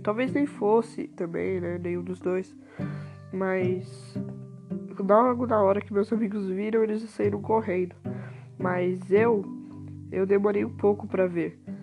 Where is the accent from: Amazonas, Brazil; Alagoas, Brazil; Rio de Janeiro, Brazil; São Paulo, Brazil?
São Paulo, Brazil; Taboão da Serra; nasci em Taboão da Serra